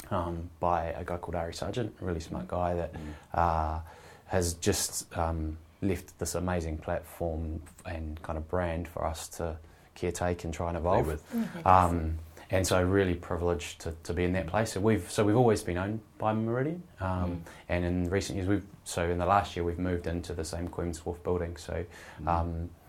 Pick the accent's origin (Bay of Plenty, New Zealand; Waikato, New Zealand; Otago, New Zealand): Otago, New Zealand; Dunedin; now in Wellington, New Zealand; Dunedin. So that's my hometown